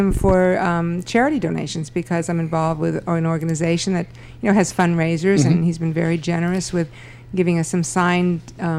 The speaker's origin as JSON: {"language": "English", "town": "Los Angeles", "region": "California", "country": "United States", "tie": "born or raised there", "also_born_or_lived": "San Fernando Valley, California", "said": "I was born and raised in Beverly Wood in the Los Angeles area."}